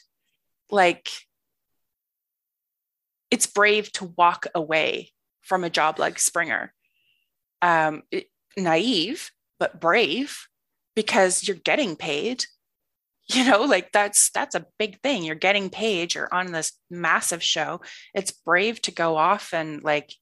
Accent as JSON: {"language": "English", "area": "East Coast of Canada", "region": "Nova Scotia", "country": "Canada", "tie": "born or raised there", "also_born_or_lived": "Ireland / Victoria, British Columbia", "moved": "as an adult", "said": "I grew up on the East Coast of Canada in one particular province. My dad is a Royal Canadian Mounted Police officer. So we moved every 2 or 3 years, but we always stayed in the one province."}